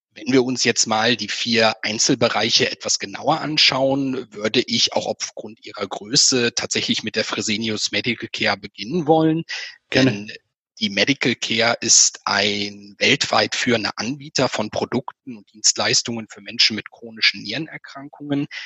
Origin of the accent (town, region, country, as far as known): Germany